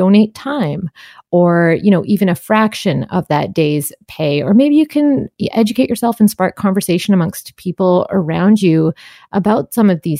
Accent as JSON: {"language": "English", "town": "Vancouver", "region": "British Columbia", "country": "Canada", "said": "when I think about being a Vancouverite"}